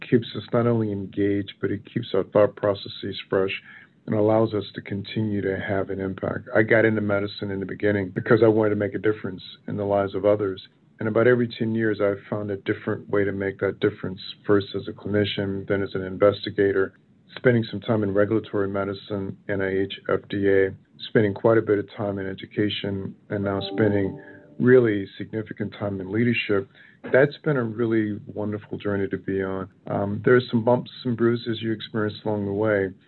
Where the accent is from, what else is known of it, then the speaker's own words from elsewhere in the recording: Baton Rouge, Louisiana, United States; moved away as an adult; also born or lived in Dallas, Texas; now in Chicago, United States; spent the first 20 years of my life in Louisiana, growing up in Baton Rouge